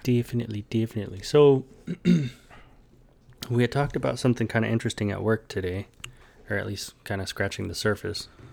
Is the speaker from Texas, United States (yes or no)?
yes; Texas, United States; moved away as an adult; also born or lived in Hawaii; being in Texas, growing up in Texas